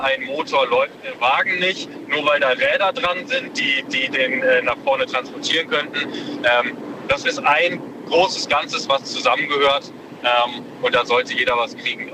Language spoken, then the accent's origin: German; Münsterland, North Rhine-Westphalia, Germany; ich komme aus dem Münsterland